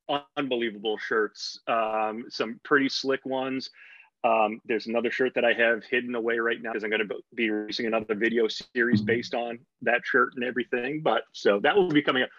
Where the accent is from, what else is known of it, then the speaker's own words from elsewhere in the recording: Boston, Massachusetts, United States; accent: Boston; my Boston accent